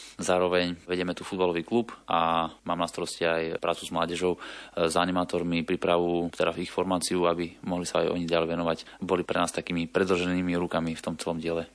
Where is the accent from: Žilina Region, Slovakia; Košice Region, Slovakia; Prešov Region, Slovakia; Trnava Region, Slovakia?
Košice Region, Slovakia; Košice; now in Bratislava, Slovakia; ja som pôvodom z Košic